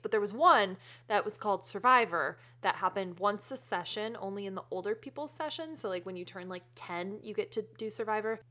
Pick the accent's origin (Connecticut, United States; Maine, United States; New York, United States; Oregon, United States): Connecticut, United States; now in California, United States; I grew up in New England